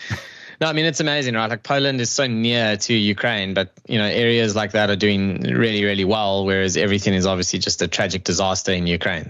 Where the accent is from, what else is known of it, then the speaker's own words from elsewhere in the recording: South Africa; as a South African